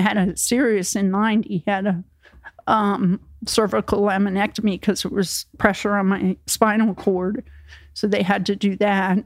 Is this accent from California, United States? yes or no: no; New Jersey, United States; moved away as an adult; also born or lived in Florida; I was from Jersey